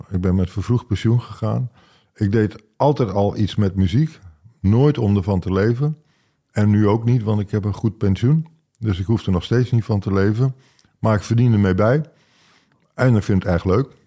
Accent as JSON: {"language": "Dutch", "town": "Rekken", "region": "Gelderland", "country": "Netherlands", "tie": "born or raised there", "also_born_or_lived": "Nijverdal", "said": "Ik ben geboren in Nijverdal. Dat is eh, nog net in Twente. Overijssel dus. En daarna ben ik verhuisd, of zijn mijn ouders verhuisd naar Rekken. Rekken, dat is aan de Duitse grens bij Eibergen."}